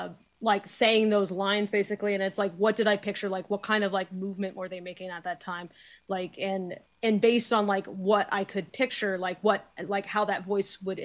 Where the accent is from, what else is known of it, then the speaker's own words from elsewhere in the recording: New Hampshire, United States; I'm from New Hampshire, but like my mother's from down there